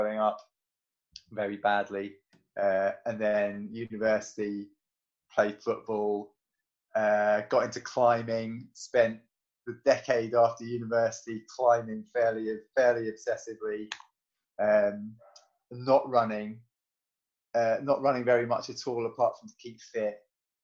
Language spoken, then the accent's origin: English; London, United Kingdom; moved away as an adult; now in Sheffield, United Kingdom; I'm from London